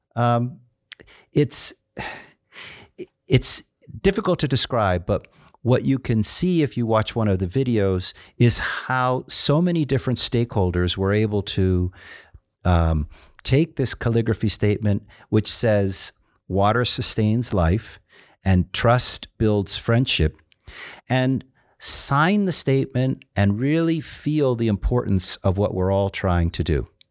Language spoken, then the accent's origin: English; Dominican Republic; now in Ulaanbaatar, Mongolia; I grew up in the Dominican Republic and, and speak fluent Spanish